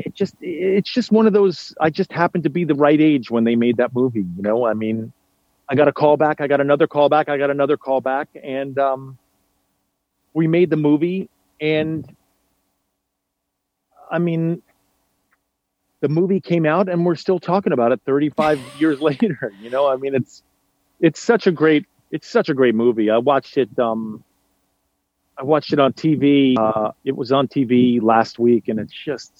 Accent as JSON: {"language": "English", "town": "New York City", "region": "New York", "country": "United States", "tie": "born or raised there", "said": "I grew up in the West Village in Chelsea"}